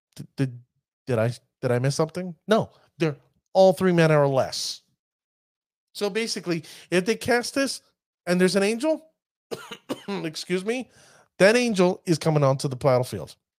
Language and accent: English; New York, United States; accent: New York; my New York accent